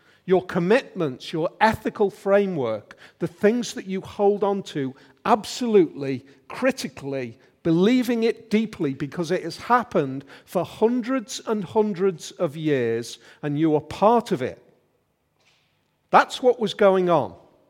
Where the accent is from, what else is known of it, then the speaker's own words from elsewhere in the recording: Liverpool, North West England, United Kingdom; now in Yorkshire, United Kingdom; It was a bit like that for us 23 years ago when we came over here from Liverpool, when we arrived in Yorkshire and it was all totally different.